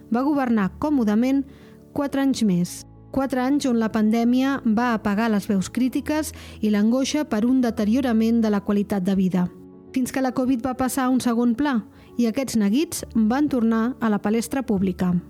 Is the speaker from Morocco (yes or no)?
no; Andorra; Tinc 26 anys i sóc andorrà de tota la vida i visco amb la meva parella en un pis de lloguer